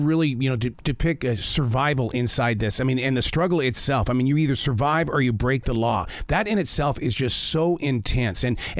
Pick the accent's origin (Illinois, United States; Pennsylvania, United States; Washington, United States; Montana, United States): Montana, United States; now in the Carolinas, United States; I grew up in Montana, and drugs up there are a part of the agriculture. And I'm here in the Carolinas now